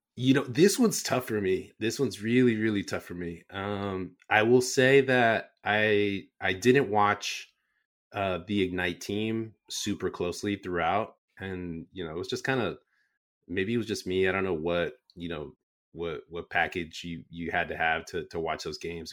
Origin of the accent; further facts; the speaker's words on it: San Jose, California, United States; born and raised in San Jose